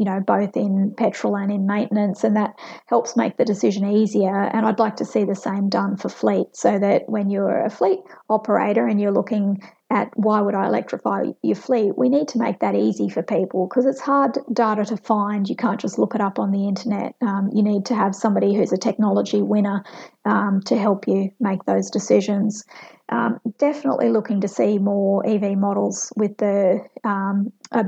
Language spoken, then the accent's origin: English; Queensland, Australia; as a Queenslander